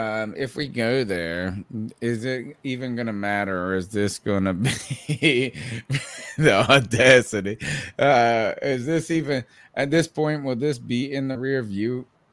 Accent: Eastern North Carolina, United States; I'm from Eastern North Carolina.

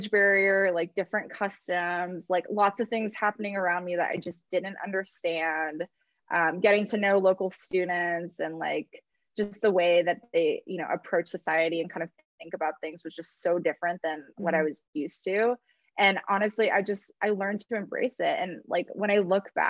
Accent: California, United States; I grew up in California

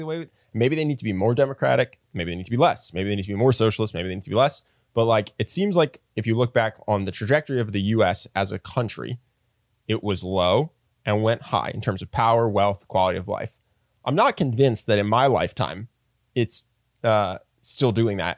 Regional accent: United States; as an American, especially if you're around my age

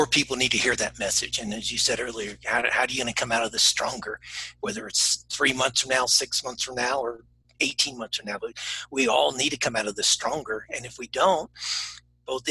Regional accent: United States; first language English; moved away as an adult; also born or lived in Asia / Australia; I'm an American. I only speak one language.

